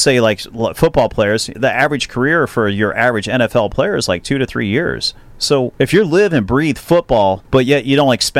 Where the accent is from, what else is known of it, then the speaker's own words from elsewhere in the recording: Cincinnati, Ohio, United States; it's in my hometown of Cincinnati.